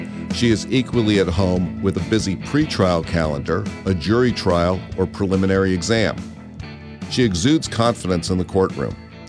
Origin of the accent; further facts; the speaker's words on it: East Coast, United States; now in California, United States; I grew up on the East Coast, but once I got to California, I didn't develop a lot of interest in going back.